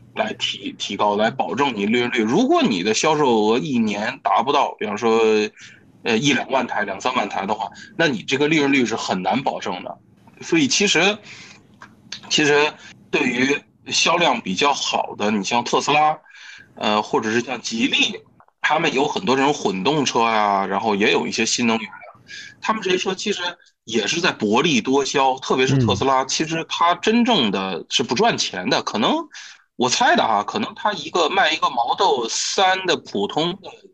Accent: China; 我们中国人

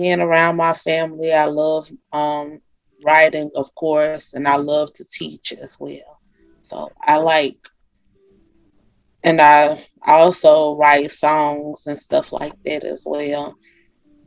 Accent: Monroe, Louisiana, United States; moved away as an adult; also born or lived in Vicksburg, Mississippi; I'm from Monroe, Louisiana. I grew up here in Monroe, Louisiana.

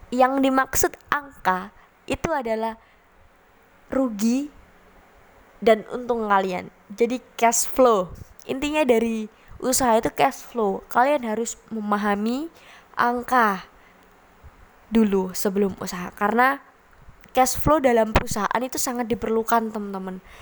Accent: Surabaya, East Java, Indonesia; saya pernah melihat di kota saya di Surabaya

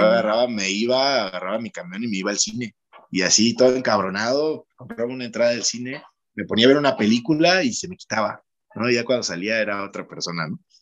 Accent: Chacaltianguis, Veracruz, Mexico; el pueblo donde filmamos Hierbamala es, es la zona de donde yo soy originario

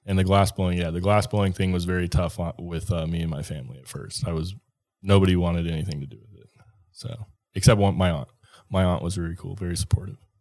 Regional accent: Minnesota, United States; now in Colorado, United States; I grew up in Minnesota

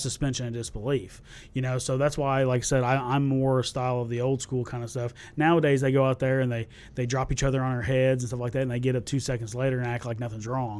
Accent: Tennessee, United States; also born or lived in Centralia, Illinois / Salem, Illinois; I was born there, and we lived in Salem, Illinois, till I was about 5 mm-hmm. and then my family moved down here to Tennessee when I was about six.

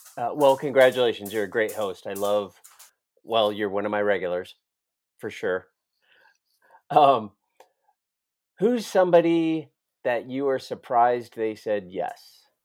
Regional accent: Iowa, United States; I know I'm not from Florida. I'm from Iowa

